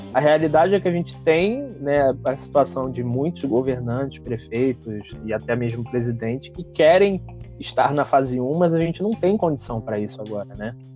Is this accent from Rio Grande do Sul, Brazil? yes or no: no; Rio de Janeiro, Brazil; now in Niterói, Brazil; morei minha vida toda no Rio